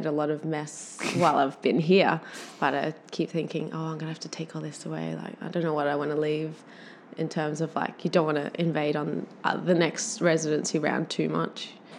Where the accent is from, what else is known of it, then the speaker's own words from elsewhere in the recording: Catharaba, Australia; the clay is sourced from my parents' property where I grew up in Catharaba.